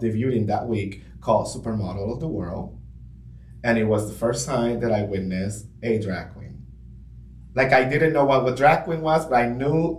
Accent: Florida, Puerto Rico; now in United States; I come from Florida, Puerto Rico

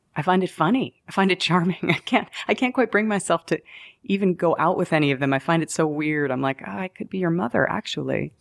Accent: New York, United States; also born or lived in Denver, Colorado; I'm a New Yorker.

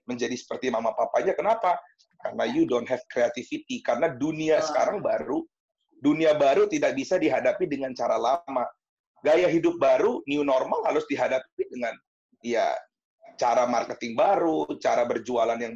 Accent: Serpong, Banten, Indonesia; gue itu dari kecil kok udah tinggal di Serpong. Di kecil sekolah SD, SMP, SMA, kuliah, kerja doang sempat ke Jakarta. Terus sekarang ngantor di Serpong, gereja di Serpong, terus um, berkomunitas di Serpong.

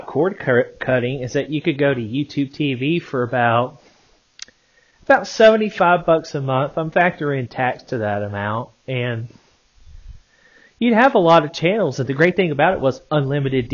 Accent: Arkansas, United States; I'm from Arkansas

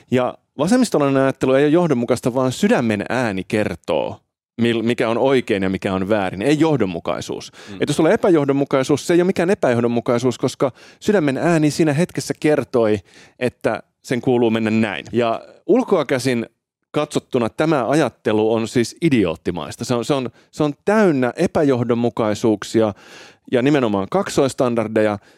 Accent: Finland; also born or lived in Italy; Mä oon syntynyt siis Italiassa Joo. ja saanut silloin Italian kansalaisuuden, mutta sitten muuttanut Suomeen vähän alle vuoden ikäisenä

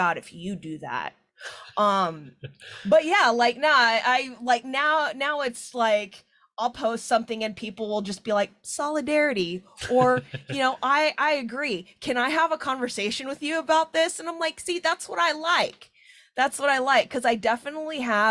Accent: Seattle, Washington, United States; I'm from Rainier Beach, like Skyway, Bryn Mawr area

